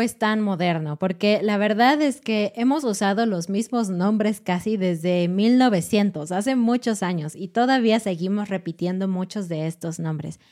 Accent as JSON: {"language": "Spanish", "country": "Mexico", "said": "particularmente mexicana como la nuestra"}